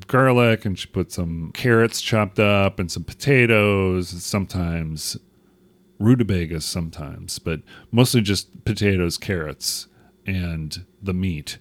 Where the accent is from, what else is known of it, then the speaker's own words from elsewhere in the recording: United States; accent: American; my silly American accent